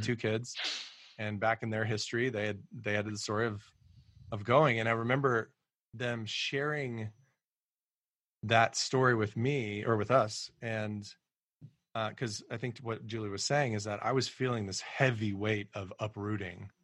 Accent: Colorado Springs, Colorado, United States; moved away as an adult; also born or lived in Kansas City; now in Washington, D.C., United States; we were raised in Colorado and raised in Colorado Springs in particular

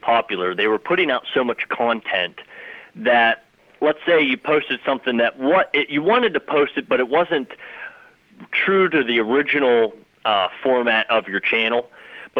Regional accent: Clarion County, Pennsylvania, United States; I am from Clarion County

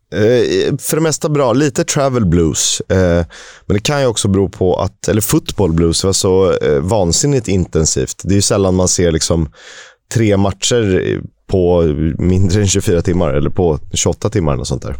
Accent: Sweden; Jag tänker som svensk

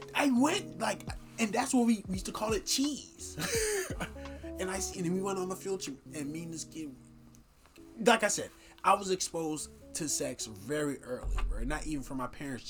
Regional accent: Miami, Florida, United States; I'm not necessarily a ghetto child, but I grew up in Miami

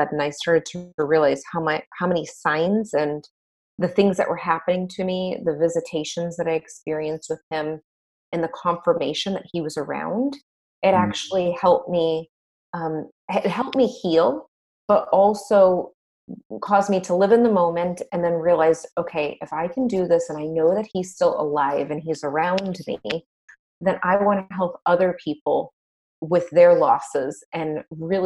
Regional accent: Boston, Massachusetts, United States; now in Tampa, United States; I'm actually originally from the Boston area, but I live in Tampa, Florida

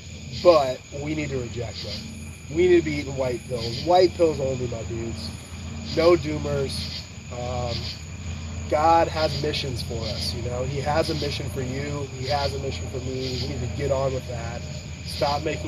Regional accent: California, United States; moved away; I'm from California

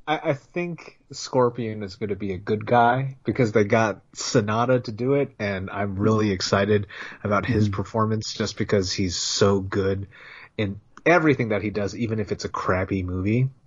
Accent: Bay Area, California, United States; we grew up in the Bay Area

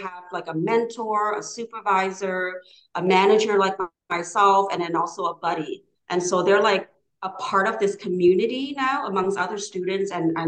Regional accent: Canada; English is a second language; also born or lived in Hanoi, Vietnam / Hong Kong; growing up in Canada was a little bit, it was a bit challenging

